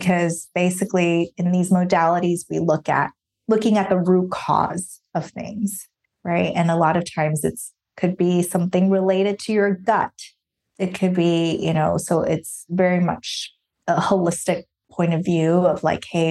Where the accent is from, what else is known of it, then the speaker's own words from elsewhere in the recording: Taiwan; moved away as an adult; now in United States; I grew up in Taiwan.